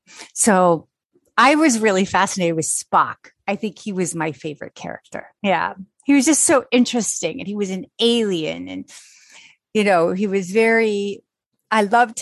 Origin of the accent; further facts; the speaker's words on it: Pontiac, Illinois, United States; born there; So I was born in Pontiac, Illinois, which is outside Chicago by quite a ways. We really lived in the suburbs of Chicago